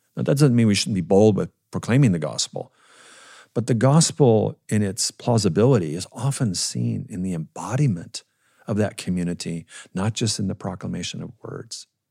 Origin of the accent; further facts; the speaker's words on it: Minnesota, United States; I grew up in Minnesota